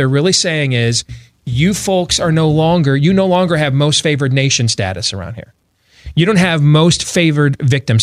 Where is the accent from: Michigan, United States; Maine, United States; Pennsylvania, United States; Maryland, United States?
Michigan, United States; suburb of Grand Rapids; I grew up in a racially diverse state, although I lived in one of the lily white suburbs of that racially diverse state